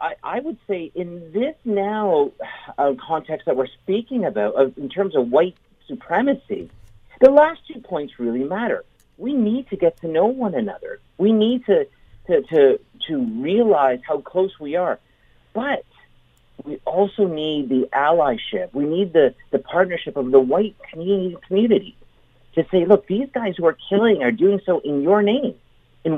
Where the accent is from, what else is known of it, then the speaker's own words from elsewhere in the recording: St. Catharines, Ontario, Canada; growing up in St. Catharines, and I love St. Catharines, but I was growing up in St. Catharines as a young boy